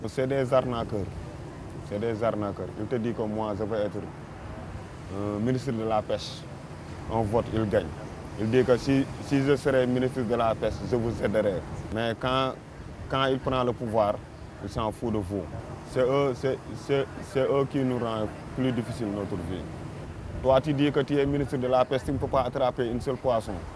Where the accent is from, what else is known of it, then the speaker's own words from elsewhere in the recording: Senegal; je suis sénégalais, quoi. J'aime mon pays.